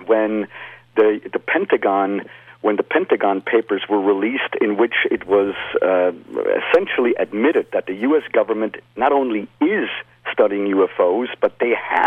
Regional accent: Lucerne, Switzerland; moved away as an adult; now in United States; I was born in Luzern, exactly, in the Swiss part or the German part of Switzerland.

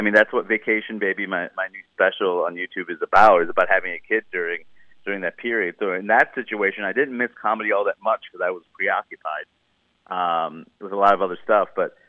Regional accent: United States; But also I started to realize like, whoa, I'm such an American. Like these jokes do not all work here.

